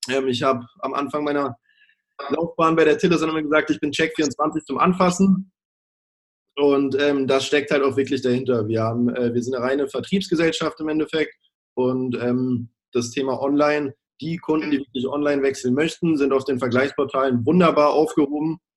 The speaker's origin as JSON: {"language": "German", "region": "Baden-Württemberg", "country": "Germany", "tie": "born or raised there", "also_born_or_lived": "Australia", "said": "ich bin 25 Jahre jung, bin, wie du schon äh, kurz gesagt hast, eingangs geboren in Australien und dann aber relativ früh nach Baden-Württemberg in ein kleines Dörfchen gezogen."}